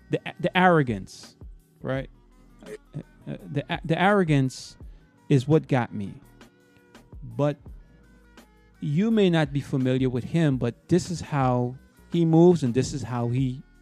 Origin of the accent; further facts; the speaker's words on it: Minnesota, United States; Hey, listen, I'm from Minnesota.